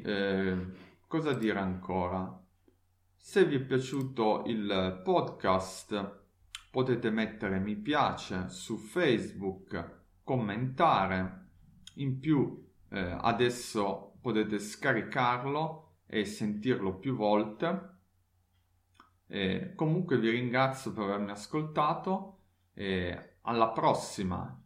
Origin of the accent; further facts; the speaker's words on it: Turin, Piedmont, Italy; now in Leipzig, Germany; la mia città natale Torino